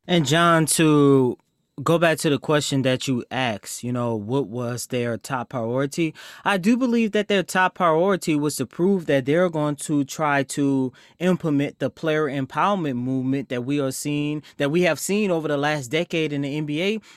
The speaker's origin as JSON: {"language": "English", "town": "New Orleans", "region": "Louisiana", "country": "United States", "said": "I love my New Orleans Saints because I am from New Orleans"}